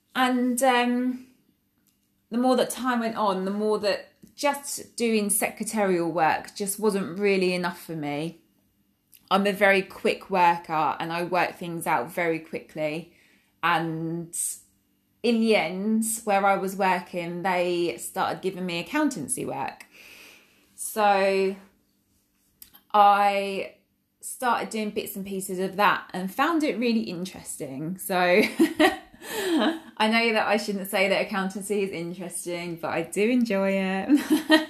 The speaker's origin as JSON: {"language": "English", "area": "Essex", "region": "East of England", "country": "United Kingdom", "said": "I'm from Essex in, um, England, which is in the U K"}